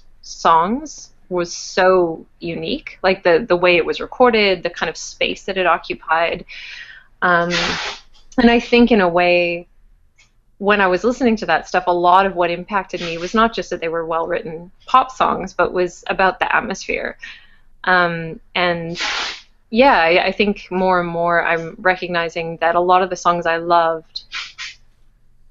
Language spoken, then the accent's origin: English; Winnipeg, Manitoba, Canada; moved away as an adult; also born or lived in Montreal; When I was growing up in Winnipeg